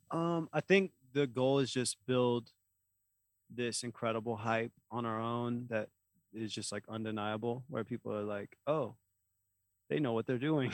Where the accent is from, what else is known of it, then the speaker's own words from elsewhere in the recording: Oklahoma, United States; we're from Oklahoma